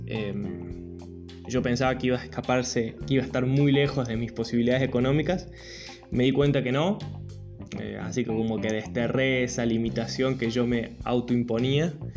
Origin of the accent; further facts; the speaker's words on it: a small town in the Sierras, interior of Córdoba, Argentina; now in Córdoba, Argentina; soy cordobés, vivo hace 10 años en la ciudad de Córdoba capital. no soy nacido acá, nací en un pueblito en la Sierra, en el interior de Córdoba